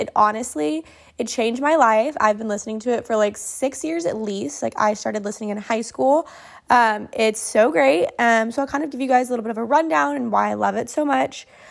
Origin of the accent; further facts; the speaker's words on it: Oklahoma, United States; I'm from Oklahoma